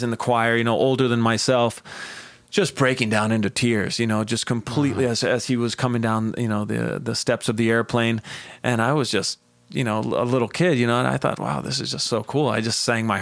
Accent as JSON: {"language": "English", "region": "Mexico City", "country": "Mexico", "tie": "born or raised there", "also_born_or_lived": "San Jose, California", "moved": "yes", "lives_now": "Los Angeles, United States", "said": "we moved back to Mexico City with my dad's family, with my whole family. And I grew up there, went to school there"}